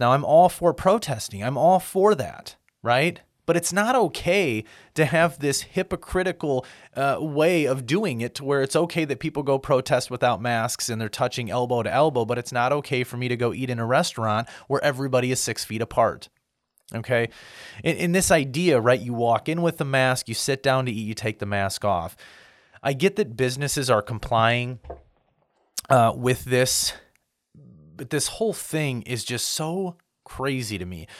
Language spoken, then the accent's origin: English; United States; I'm an American